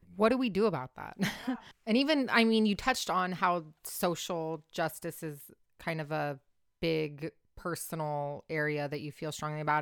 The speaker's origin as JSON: {"language": "English", "area": "Orange County", "region": "California", "country": "United States", "tie": "born or raised there", "said": "I grew up in Orange County in a super micro bubble"}